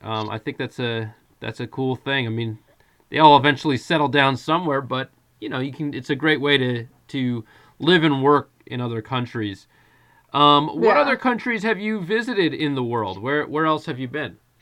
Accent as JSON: {"language": "English", "country": "United States", "tie": "born or raised there", "said": "growing up in the United States"}